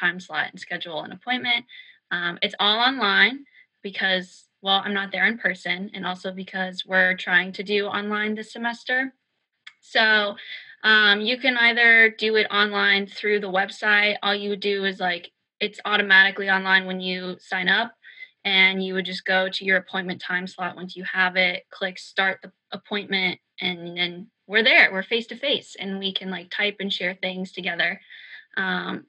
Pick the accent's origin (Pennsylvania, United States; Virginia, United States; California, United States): Virginia, United States; moved away; I'm from Virginia. I love my home state.